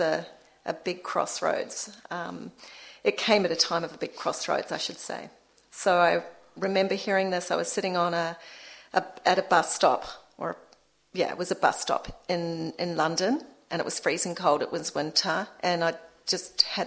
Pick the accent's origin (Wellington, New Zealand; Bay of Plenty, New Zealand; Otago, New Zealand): Wellington, New Zealand; moved away as an adult; I'm from Wellington. It's really safe there